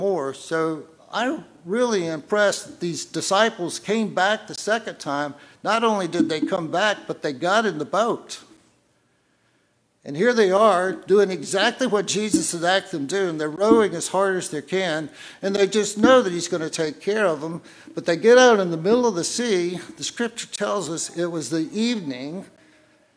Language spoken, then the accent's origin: English; the South, United States; I'm from the South.